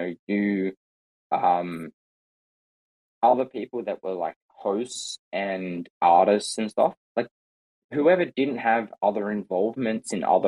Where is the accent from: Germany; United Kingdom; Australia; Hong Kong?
Australia; as an Australian